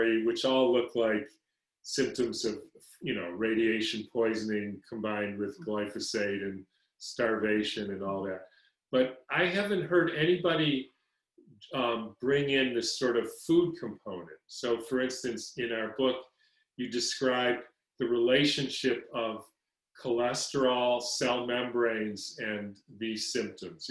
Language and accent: English; Detroit, Michigan, United States; growing up in Detroit